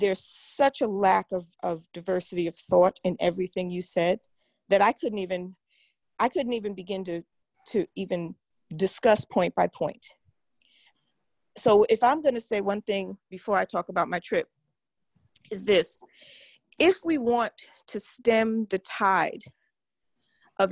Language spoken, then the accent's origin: English; New York, United States; moved away; I'm from New York, born and bred.